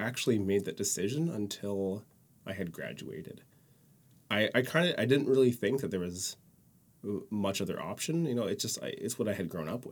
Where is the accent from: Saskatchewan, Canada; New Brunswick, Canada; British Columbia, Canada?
British Columbia, Canada; Courtenay; also born or lived in Comox; now in Victoria, Canada; I was originally born in Comox. Raised in Courtney.